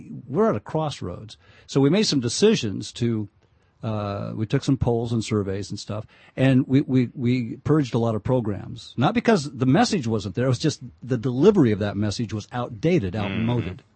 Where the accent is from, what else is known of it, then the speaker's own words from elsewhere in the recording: Winton, California, United States; I grew up in Winton. Yeah. California, and loved growing up there.